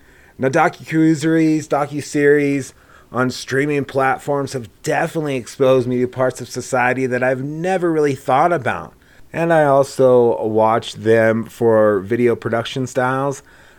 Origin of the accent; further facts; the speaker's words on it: Gresham, Oregon, United States; born there; I wasn't born in Laramie. I was born in Gresham, Oregon.